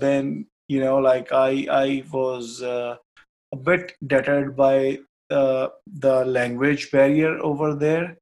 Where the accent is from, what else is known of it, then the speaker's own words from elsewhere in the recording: Kapurthala, Punjab, India; moved away as an adult; also born or lived in Australia; now in Canada; And uh, in Punjab, I'm from a very small city known as Kapurthala, which is also known as City of Palaces.